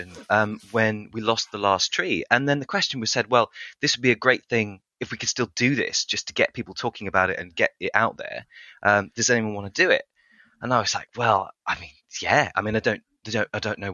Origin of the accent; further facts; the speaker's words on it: near Brighton, South East England, United Kingdom; moved away as an adult; also born or lived in Orkney Islands, Scotland; now in Bristol, United Kingdom; I mostly grew up near Brighton